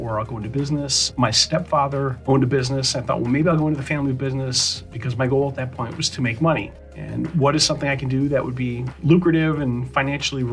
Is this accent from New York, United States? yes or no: no; Palatine, Illinois, United States; I grew up in Palatine, Illinois, northwest suburbs of Chicago